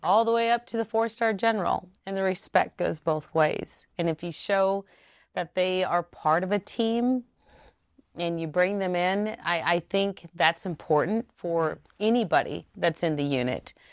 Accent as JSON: {"language": "English", "town": "Ceresco", "region": "Nebraska", "country": "United States", "tie": "born or raised there", "also_born_or_lived": "Omaha, Nebraska", "moved": "as an adult", "said": "I was raised in Seresko, which was fifteen miles from Lincoln."}